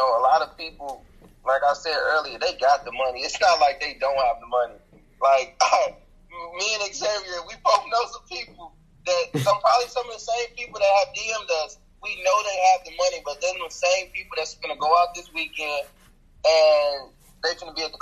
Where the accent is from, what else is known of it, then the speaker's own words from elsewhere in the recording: Chicago, Illinois, United States; moved away; I'm originally from Chicago